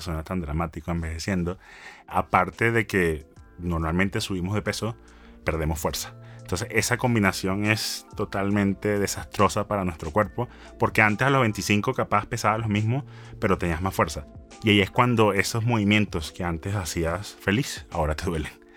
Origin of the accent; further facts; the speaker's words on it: Venezuela; moved away as an adult; also born or lived in Kansas, United States / Los Angeles, United States; Soy venezolano, hablo inglés